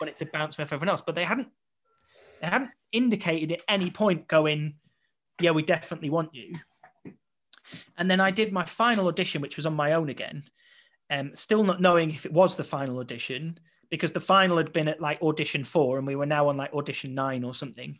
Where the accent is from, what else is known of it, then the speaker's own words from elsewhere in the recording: Blackpool, North West England, United Kingdom; moved away; to return back to my hometown